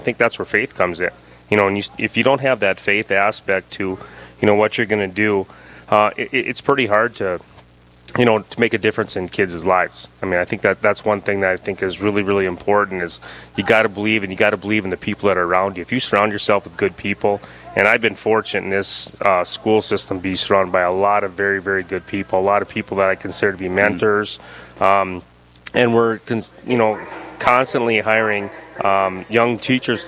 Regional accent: Dickinson, North Dakota, United States; I grew up in Dickinson. I am a Trinity grad

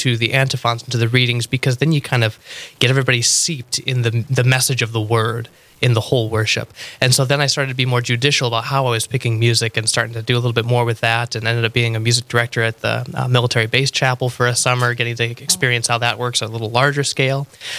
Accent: Montana, United States; But I kind of call Montana home. That's where we settled for a while after my dad had retired. And that's where I went to high school and whatnot before coming out here.

